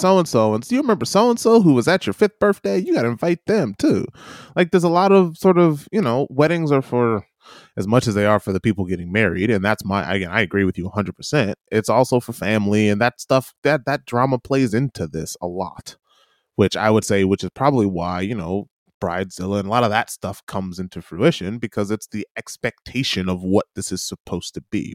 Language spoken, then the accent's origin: English; United States; now in New Zealand; being an American